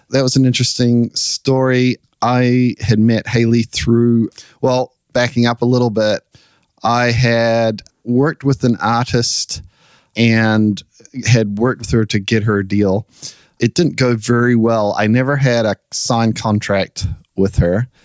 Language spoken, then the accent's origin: English; New Zealand; now in United States; So we came over from New Zealand, kind of chasing our dreams, and they played, and it went wildly successful, the show got signed. And so we decided we would move here to the US.